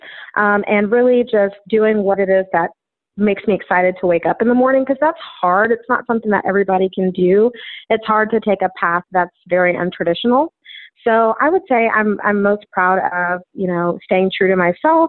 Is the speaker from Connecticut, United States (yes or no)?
no; Austin, Texas, United States; also born or lived in Dallas; I was born and raised in Austin